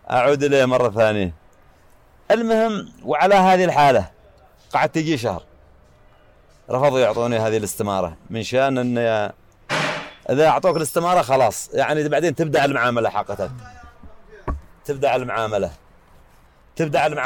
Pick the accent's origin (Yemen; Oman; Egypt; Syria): Yemen; South Yemen; لأن عندنا نظام عندنا في الجنوب قبل الوحدة كان ممنوع على المواطنين ان يغتربوا برا